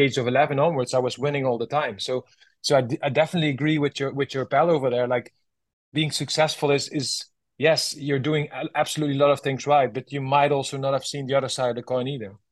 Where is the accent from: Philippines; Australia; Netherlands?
Netherlands; my home country, Holland